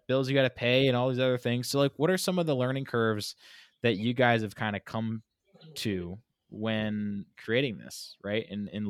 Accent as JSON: {"language": "English", "region": "California", "country": "United States", "tie": "born there", "also_born_or_lived": "Hawaii", "said": "I lived out in Hawaii. I was born in California. So I'm very much so connected to the Pacific."}